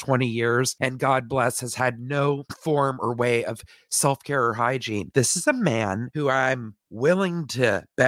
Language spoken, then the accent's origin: English; Canada; We're both Canadian.